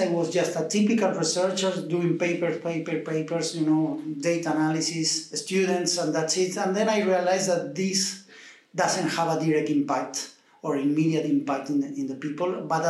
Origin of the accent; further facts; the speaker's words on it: Argentina; now in Dublin, Ireland; I am from Argentina